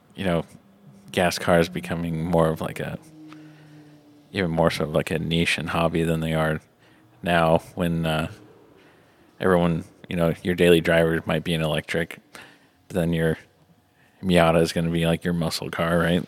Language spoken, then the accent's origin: English; Indiana, United States; also born or lived in Atlanta, Georgia; I've spent most of my life in Indiana